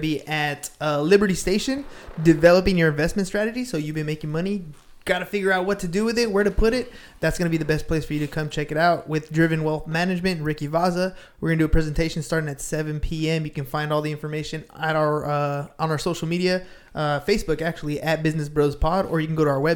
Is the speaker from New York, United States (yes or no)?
no; Imperial Beach, California, United States; We grew up in IB off of like 7th Street between, I like to say between like 13th and the beach